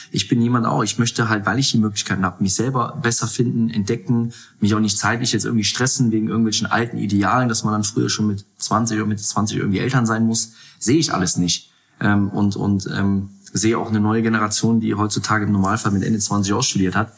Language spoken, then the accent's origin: German; Mönchengladbach, North Rhine-Westphalia, Germany; moved away as an adult; also born or lived in Munich; now in Hamburg, Germany; gebürtig aus Mönchengladbach, dort die Jugend durchlaufen